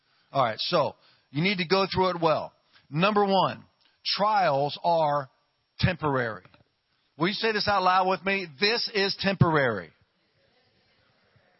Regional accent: Ohio, United States; moved away; also born or lived in Louisiana / California; I'm from Ohio, and it's cold there.

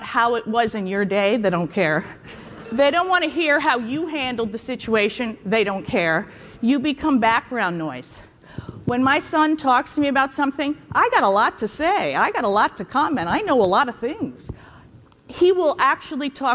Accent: New York, United States; moved away; I'm from New York and I went to Catholic school

